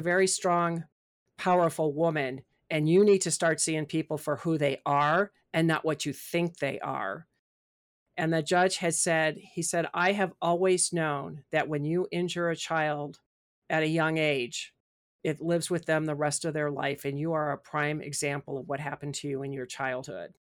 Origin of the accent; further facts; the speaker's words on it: Midwest, United States; also born or lived in Chicago; since I'm from the Midwest